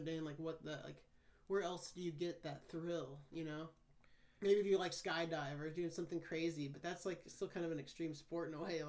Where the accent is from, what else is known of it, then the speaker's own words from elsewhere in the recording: Kansas, United States; moved away; because I haven't had a single person that's from Kansas on the podcast yet, besides me, obviously.